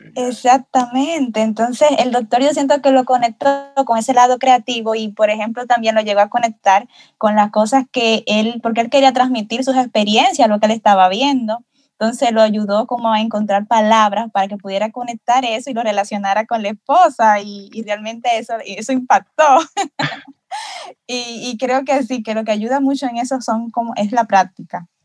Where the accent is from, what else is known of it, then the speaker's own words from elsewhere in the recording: Dominican Republic; yo como soy de República Dominicana